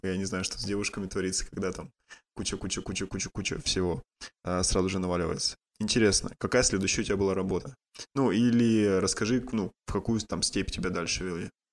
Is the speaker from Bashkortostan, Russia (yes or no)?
no; Yekaterinburg, Sverdlovsk Oblast, Russia; я сам из Екатеринбурга